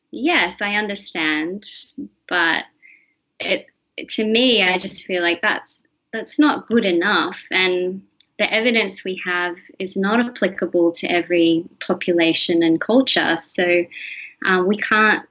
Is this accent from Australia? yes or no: yes; Australia; growing up in Australia, I've had everything at my fingertips as far as healthcare and education, and that's just from being born here